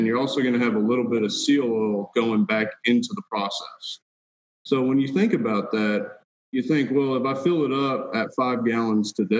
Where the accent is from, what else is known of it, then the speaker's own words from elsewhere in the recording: Texas, United States; also born or lived in Washington State; I was born and raised in Texas